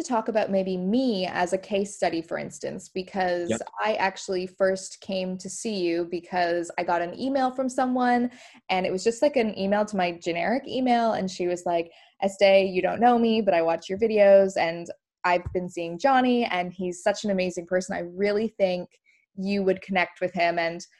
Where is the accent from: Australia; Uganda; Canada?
Canada; now in England, United Kingdom; And especially when I moved from Canada to England, I really missed the smell of my mom.